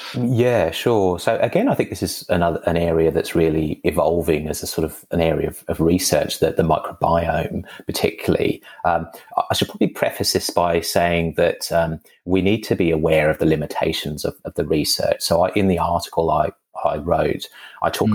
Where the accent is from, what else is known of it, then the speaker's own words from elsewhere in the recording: England, United Kingdom; moved away; I'm I'm English, you know, but uh, when I was mm. living in England in the the 90s or so